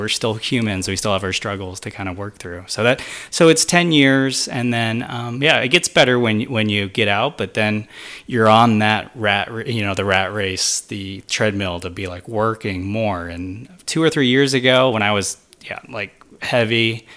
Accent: Missouri, United States; moved away as an adult; also born or lived in Hawaii; Since I was born and raised in Missouri, it was good to get out and branch out and live somewhere else.

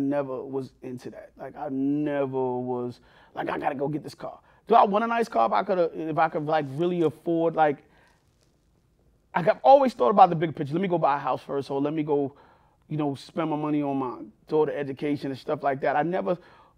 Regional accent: New York City, New York, United States; born or raised there

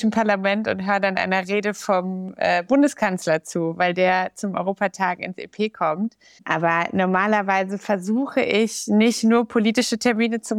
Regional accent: Gelsenkirchen, North Rhine-Westphalia, Germany; So in Gelsenkirchen und Umgebung. Aber ich bin in Gelsenkirchen zur Schule gegangen.

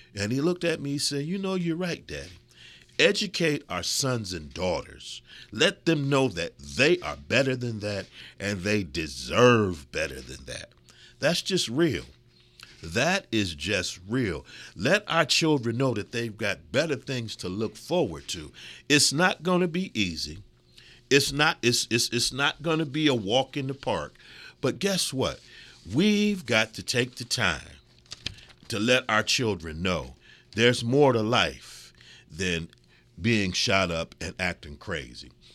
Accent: Midwest, United States; also born or lived in California / Florida / New York; I'm so proud of my Midwestern roots, and I've lived in California, and I've lived in Florida, and I've lived in New York. And I am proud to say, us mid, mid, Midwesterners, we're a different breed

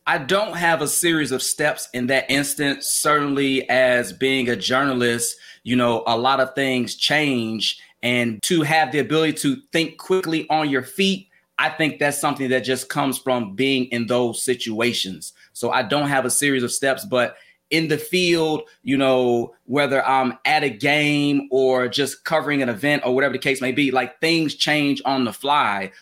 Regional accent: Chicago, Illinois, United States; I'm from Chicago, grew up in Chicago.

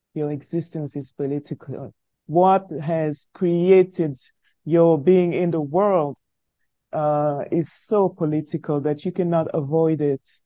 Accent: Douala, Littoral, Cameroon; first language French; English is a second language; moved away as an adult; now in France; being born in Africa, in post colonial Africa, uh, in the 70s, uh, in a country that had uh, both French and English as official languages, uh, being bred only in the French language when I was while I was growing up in Africa

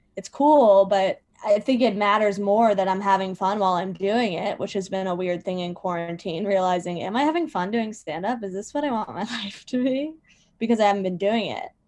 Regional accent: Virginia, United States; now in New York City, United States; I live in New York City. And I'm from Virginia.

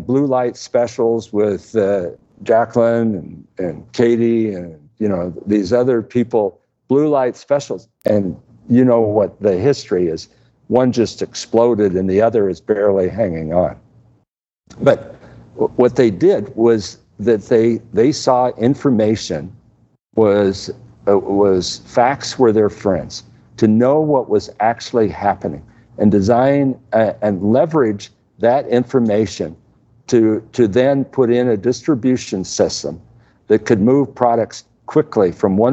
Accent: Midwest, United States; I grew up in the Midwest with you

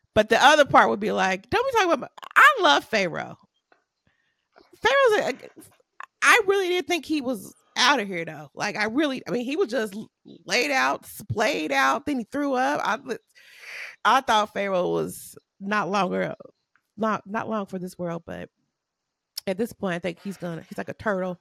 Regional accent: United States; I'm American

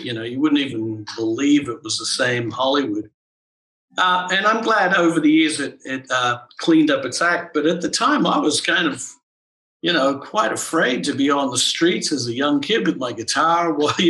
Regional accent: Canberra, Australian Capital Territory, Australia; moved away as an adult; I grew up in Canberra, and it was a beautiful place to grow up at the time.

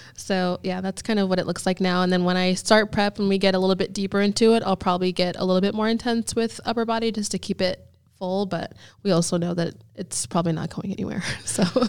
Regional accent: Erie, Pennsylvania, United States; also born or lived in Houston, Texas / Naples, Florida; now in Jacksonville, United States; I grew up in Pennsylvania

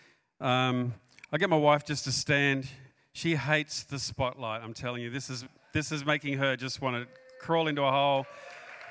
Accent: Australia; also born or lived in New South Wales, Australia / Queensland, Australia; We're from Australia.

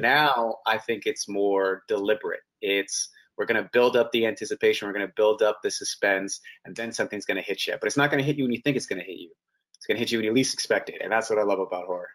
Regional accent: Canada; also born or lived in Toronto / Vancouver

